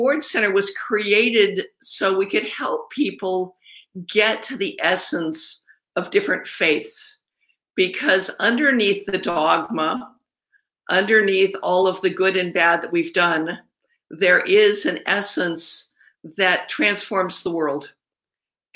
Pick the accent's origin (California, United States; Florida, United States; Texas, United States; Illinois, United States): California, United States; Los Angeles; I grew up in Griffith Park underneath the observatory